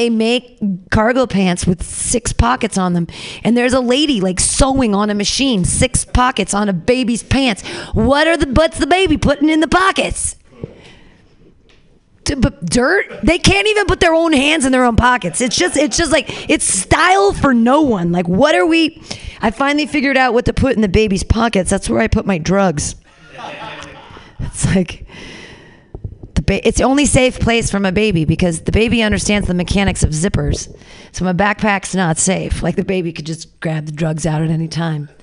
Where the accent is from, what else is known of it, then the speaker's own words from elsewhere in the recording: United States; as Americans, were we taught